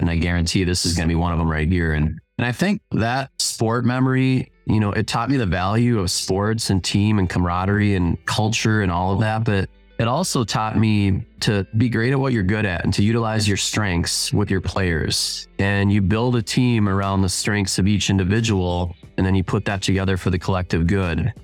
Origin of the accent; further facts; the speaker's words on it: Spring Lake Park, Minnesota, United States; I grew up in Twin Cities, uh, Spring Lake Park